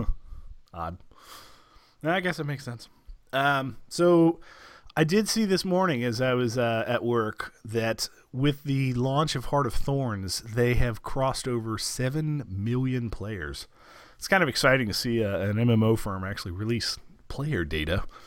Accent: United States; as an American

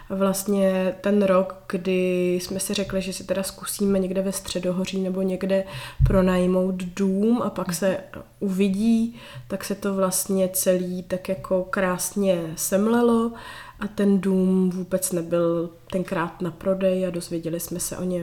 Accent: Prague, Czechia; moved away as an adult; now in Kokořínsko, Czechia; Můj muž je taky Pražák z Prahy, my nejsme ani žádný náplavy.

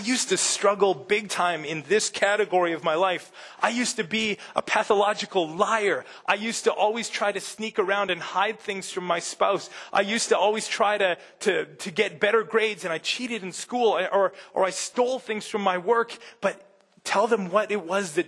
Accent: Midwest, United States; I'm a Midwesterner

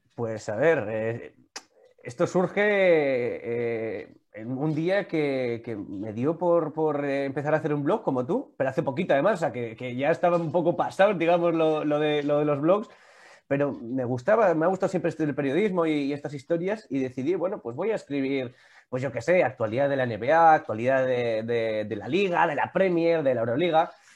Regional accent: Vitoria-Gasteiz, Basque Country, Spain; yo que soy de Vitoria

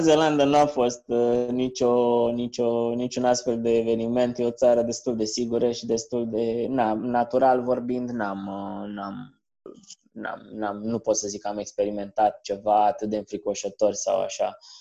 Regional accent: Piatra Neamț, Neamț County, Romania; moved away; also born or lived in Canada; Crescând la Piatra Neamț

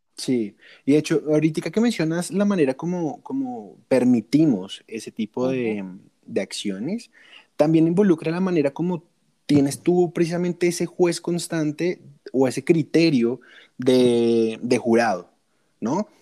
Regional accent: Colombia; soy de Colombia.

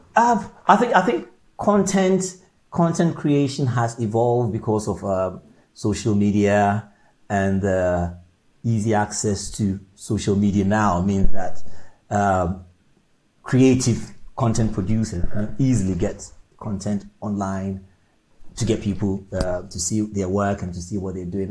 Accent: Ghana; moved away as an adult; also born or lived in Orpington, London, United Kingdom; now in London, United Kingdom; growing up in Ghana, moving into the UK at a um, younger age, 18, and then living in the UK

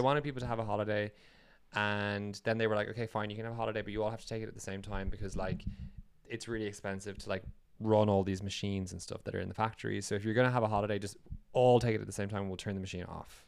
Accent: Ireland; moved away as an adult; also born or lived in United Kingdom; now in Norway; Irish and also having come from working in the U K

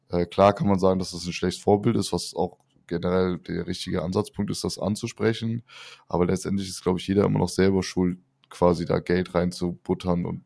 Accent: North Rhine-Westphalia, Germany; ich bin 30 Jahre alt, ich komme aus der Nähe von Köln in einem kleinen Ort

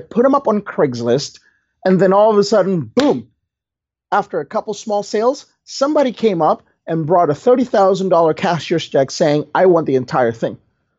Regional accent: Indonesia; I came from Indonesia, JLD, and in Indonesia, you got to work hard to earn your money, right?

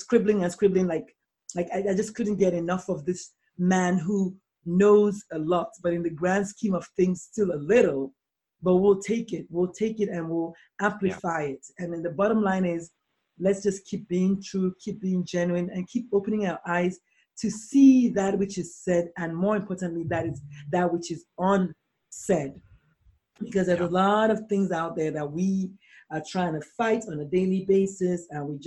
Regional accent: Nigeria; I'm a Nigerian black female.

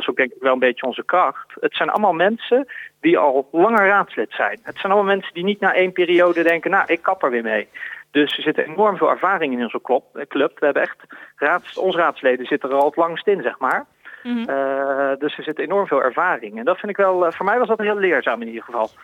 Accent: Woensdrecht, North Brabant, Netherlands; moved away; also born or lived in The Hague; ik ben geboren in Den Haag, maar het grootste deel van mijn tijd ben ik opgegroeid in, eh, in de gemeente Woensdrecht. In Woensdrecht. Dat is een heel klein dorpje in, in Noord-Brabant.

